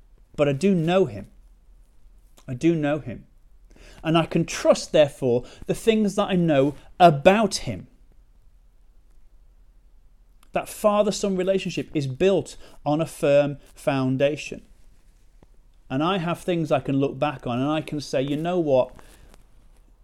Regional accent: United Kingdom; now in Chesterfield, United Kingdom; we're British

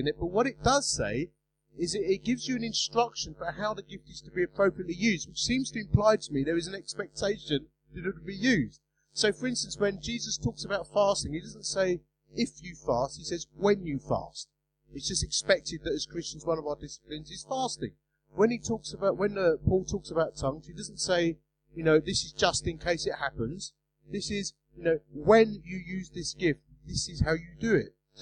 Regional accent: Romford, London, United Kingdom; accent: Essex English; I'm from Romford, you know, I speak Essex English

